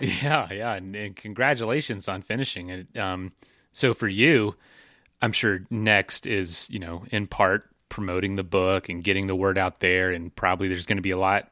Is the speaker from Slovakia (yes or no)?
no; Florida, United States; I'm from Florida